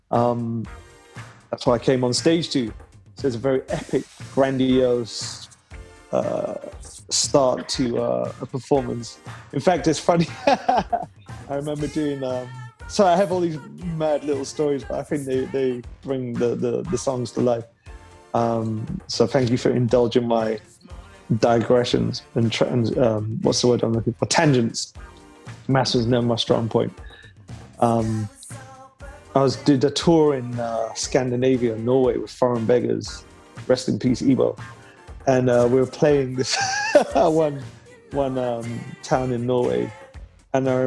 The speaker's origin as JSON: {"language": "English", "town": "Leeds", "region": "Yorkshire and the Humber", "country": "United Kingdom", "said": "I'm from Leeds originally, so my mum always used to like tease me as a kid saying, You pronounce things in the London fashion."}